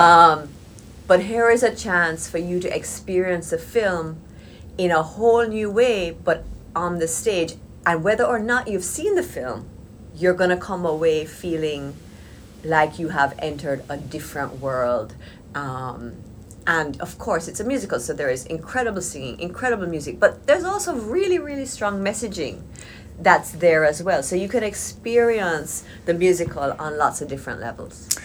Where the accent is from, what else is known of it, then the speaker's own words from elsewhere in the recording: Jamaica; I was born and raised in Jamaica